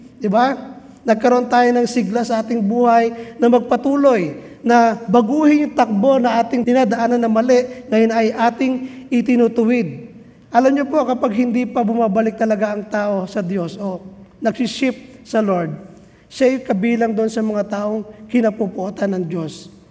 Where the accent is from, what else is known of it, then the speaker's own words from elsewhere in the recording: Biñan, Calabarzon, Philippines; darating doon sa amin sa Binyan